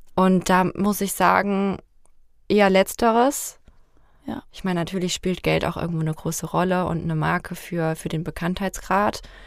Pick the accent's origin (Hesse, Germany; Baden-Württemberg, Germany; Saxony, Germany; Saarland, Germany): Hesse, Germany; Fulda; Fulda ist und bleibt meine Heimat